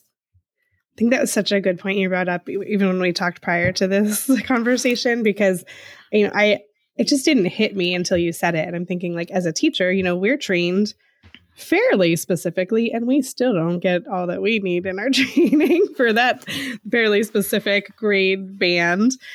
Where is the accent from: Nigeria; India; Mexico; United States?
United States; Eastern Pennsylvania; accent: Eastern Pennsylvania; my Eastern Pennsylvania dialect